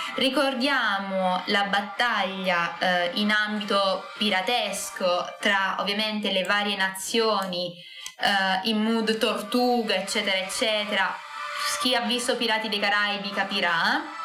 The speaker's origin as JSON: {"language": "Italian", "town": "Scicli", "region": "Sicily", "country": "Italy", "said": "del mio paesino, del paesino di Scicli"}